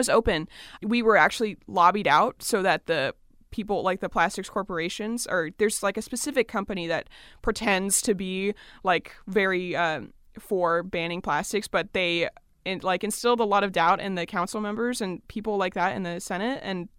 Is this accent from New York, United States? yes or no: no; Lincoln, California, United States; I actually grew up in a very small town, 45 minutes north of Sacramento, called Lincoln.